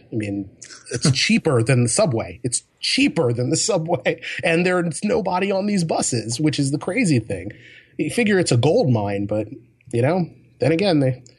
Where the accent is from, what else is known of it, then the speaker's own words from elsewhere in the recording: Hawaii, United States; born there; I was a military brat when I was a kid, so I was born in Hawaii of all places, and not that I remember very much from it.